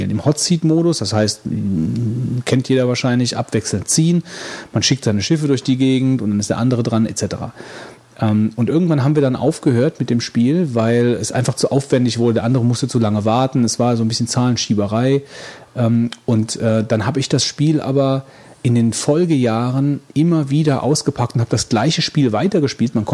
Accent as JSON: {"language": "German", "town": "Stockholm", "region": "Stockholm County", "country": "Sweden", "tie": "born or raised there", "said": "ein großes Fest in Stockholm, meiner Heimatstadt, gemacht"}